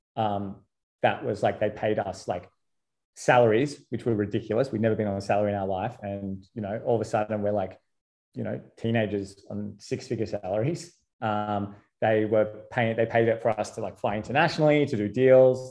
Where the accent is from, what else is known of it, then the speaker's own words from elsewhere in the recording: Sydney, New South Wales, Australia; I'm from Sydney